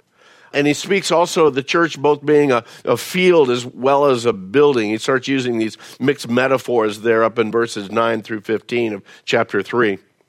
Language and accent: English; Phoenix, Arizona, United States; pretty much we grew up in Phoenix, moved here when I was about 5 years old, so grew up in Phoenix, so that's why I don't have the Southern drawl